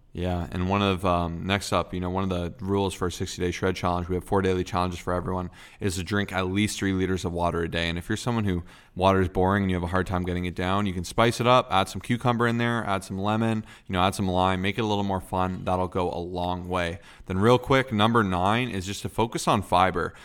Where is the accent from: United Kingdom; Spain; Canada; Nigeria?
Canada; I'm Canadian